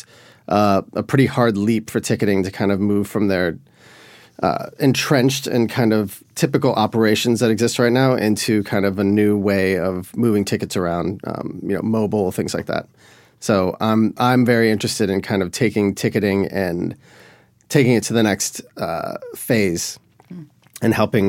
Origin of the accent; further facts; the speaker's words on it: Miami, Florida, United States; also born or lived in Boulder / Boston / Sevilla / Buenos Aires; now in Nashville, United States; So I'm originally from Miami, Florida, but since then I've lived in Boulder, Colorado, Boston, Sevilla, Spain, Buenos Aires, Orlando, Puerto Rico, New York, and now I live in Hillsborough West End in Nashville.